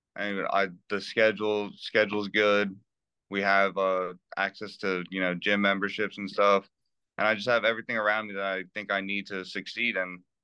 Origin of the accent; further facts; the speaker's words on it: New Jersey, United States; I grew up in New Jersey